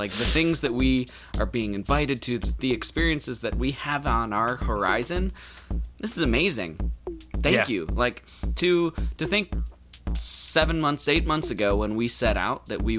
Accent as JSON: {"language": "English", "region": "Wisconsin", "country": "United States", "moved": "yes", "lives_now": "Florida, United States", "said": "I'm from Wisconsin"}